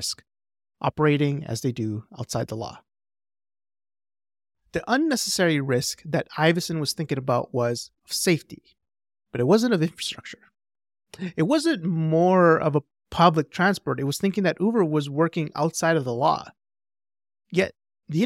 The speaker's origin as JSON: {"language": "English", "town": "Edmonton", "region": "Alberta", "country": "Canada", "tie": "born or raised there", "said": "in my hometown"}